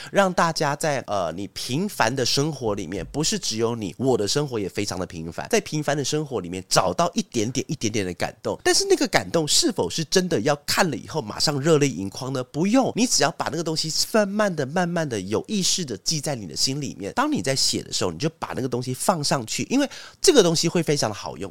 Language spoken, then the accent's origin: Chinese; Taiwan; 我们台湾人的一些那种餐桌礼仪